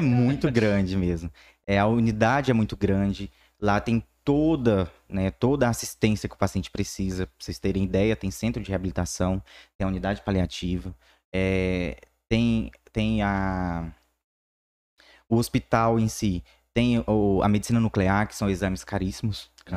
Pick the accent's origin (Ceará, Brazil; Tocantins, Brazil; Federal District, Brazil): Tocantins, Brazil; Palmas; also born or lived in Araguaína; Então eu fui criado em Palmas